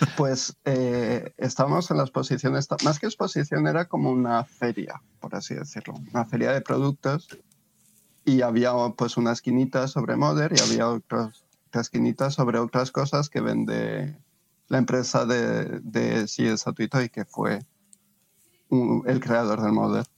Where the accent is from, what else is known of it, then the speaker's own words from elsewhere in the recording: Spain; somos de España